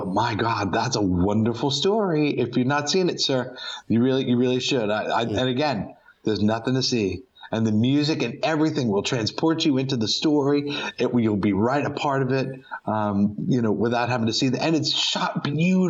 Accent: Greenwich, Connecticut, United States; I grew up in a town in Connecticut called Greenwich

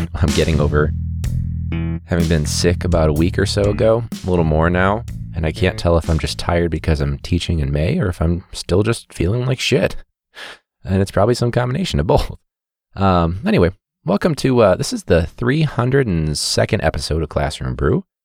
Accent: United States; I'm American.

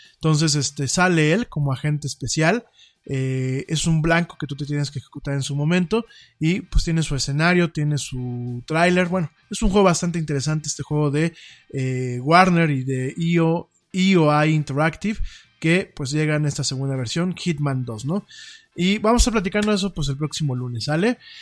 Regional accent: Mexico; como el mexicano no estamos tan acostumbrados a fríos de llegar a cero

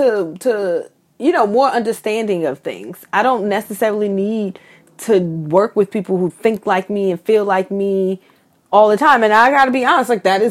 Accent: New York City, New York, United States; I grew up in Bed-Stuy.

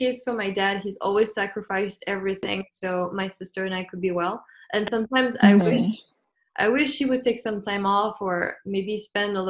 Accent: France; first language French; English is a second language; moved away as an adult; now in United States; I grew up in France

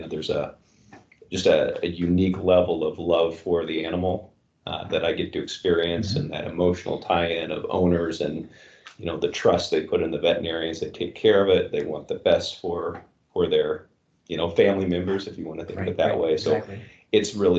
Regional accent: North Vernon, Indiana, United States; also born or lived in Jacksonville, Florida; now in Warsaw, Indiana, United States; I grew up actually in Indiana, so I'm a Hoosier by birth and grew up about 3.5 hours south of Warsaw. And Jennings County was actually my hometown, North Vernon, Indiana.

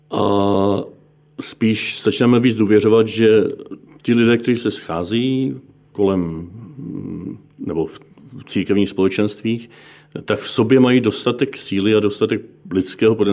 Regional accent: Bohemia, Czechia; protože u nás v Čechách i v, na tom západě je katolická církev velmi často nebo až na nějaké výjimky nejpočetnější

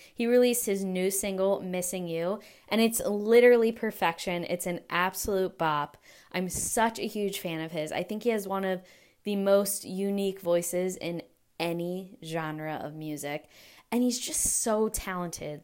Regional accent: Delaware, United States; I'm from Delaware

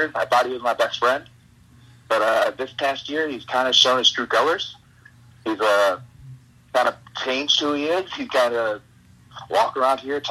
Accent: Canal Fulton, Ohio, United States; I grew up in a little town outside of Akron, Ohio, called Canal Holden

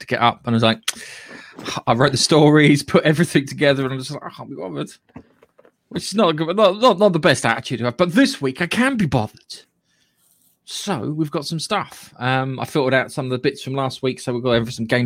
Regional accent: United Kingdom; Being British

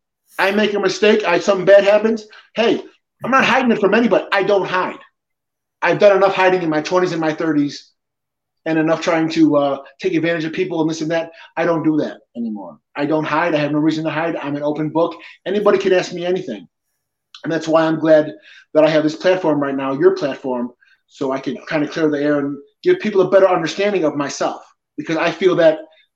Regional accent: Peñuelas, Puerto Rico; born there; I'm Puerto Rican. I was born in Peñuelas, okay?

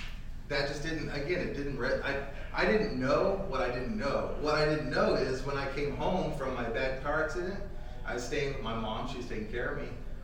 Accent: Phoenix, Arizona, United States; I'm born and raised here in Phoenix, Arizona

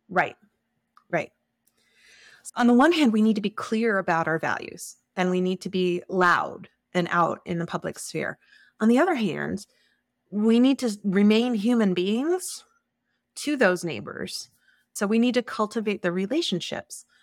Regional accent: Plymouth, New Hampshire, United States; now in Moscow, Idaho, United States; I grew up in the Starking U U Fellowship in Plymouth, New Hampshire

